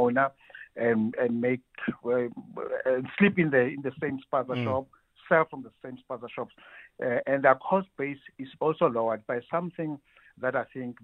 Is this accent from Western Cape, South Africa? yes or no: no; Soweto, Gauteng, South Africa; Where I grew up in Dubai, in Soweto, there's a store just two, three houses away from where I lived